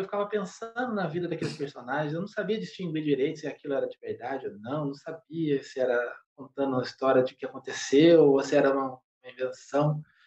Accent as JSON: {"language": "Portuguese", "town": "Paraibuna", "region": "São Paulo", "country": "Brazil", "tie": "born or raised there", "also_born_or_lived": "São José dos Campos / Guaratinguetá", "moved": "as an adult", "said": "eu nasci em São José, mas eu fui criado em uma cidade vizinha de São José dos Campos chamada Paraibuna"}